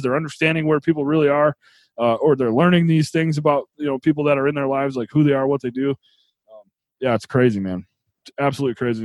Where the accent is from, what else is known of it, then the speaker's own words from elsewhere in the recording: New York, United States; where I grew up in New York